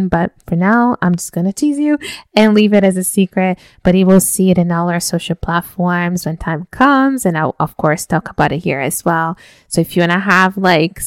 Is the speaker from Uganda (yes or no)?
no; Brazil; I'm from Brazil, so today is actually when we celebrate the family meal and exchange gifts and so on